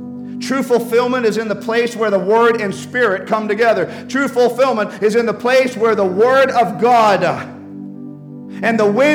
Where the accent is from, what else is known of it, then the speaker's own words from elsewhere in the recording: Amazon, Peru; I remember in Peru when I was growing up in the Amazon jungles